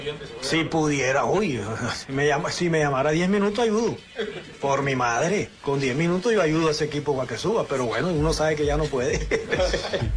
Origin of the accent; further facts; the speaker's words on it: Santa Marta, Magdalena, Colombia; yo soy de Santa Marta